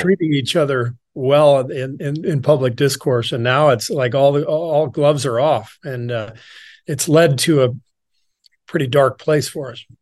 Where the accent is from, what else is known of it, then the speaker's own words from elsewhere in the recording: Los Angeles, California, United States; also born or lived in Beirut, Lebanon / Cairo, Egypt / France; most of my childhood was spent in L